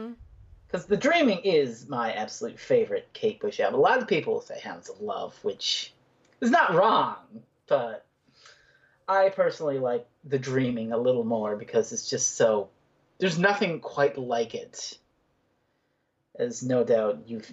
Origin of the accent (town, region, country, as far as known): Newfoundland and Labrador, Canada